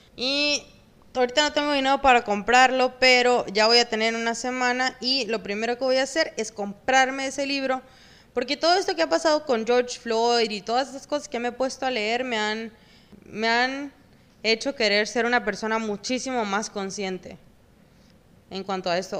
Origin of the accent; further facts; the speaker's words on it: Sonora, Mexico; also born or lived in Mexico City; los mexicanos venimos de todos los colores habidos y por haber